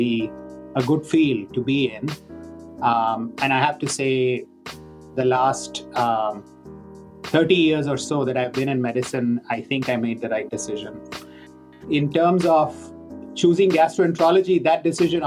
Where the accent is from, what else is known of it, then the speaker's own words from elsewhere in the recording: India; moved away; I grew up in India